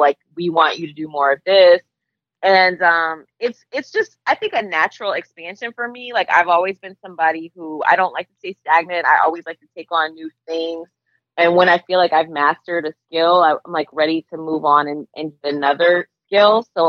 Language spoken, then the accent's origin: English; Boston, Massachusetts, United States; also born or lived in Alabama, United States / Georgia, United States; I was born in Alabama. My mom and I moved to Boston when she was pursuing her PhD. When she and my stepdad married, we moved to Georgia. And eventually they moved back to Boston.